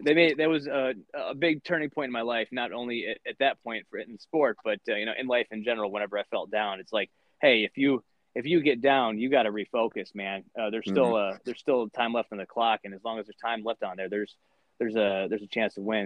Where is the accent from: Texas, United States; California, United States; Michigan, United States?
Michigan, United States; Lansing; also born or lived in Grand Haven, Michigan; I'm originally from Lansing, Michigan. Um, my my parents were divorced, and uh, my dad lived in Lansing, and my mom lived in Grand Haven, and I split time between the two.